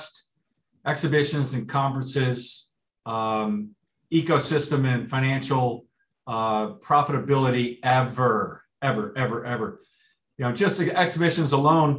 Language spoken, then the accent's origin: English; Michigan, United States; I grew up in Michigan